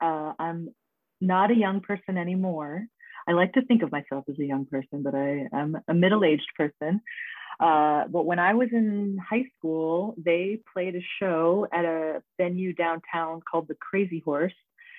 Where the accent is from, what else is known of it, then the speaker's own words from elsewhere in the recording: Boise, Idaho, United States; I grew up in the West Boise.